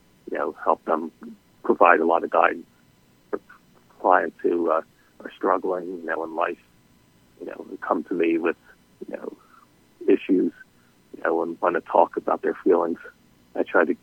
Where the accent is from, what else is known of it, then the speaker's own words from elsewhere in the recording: Philadelphia, Pennsylvania, United States; I'm a Philadelphia native, born and raised in Philadelphia